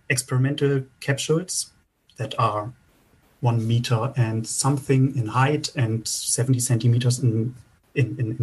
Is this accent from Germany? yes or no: yes; Bremen, Germany; Bremen is also my hometown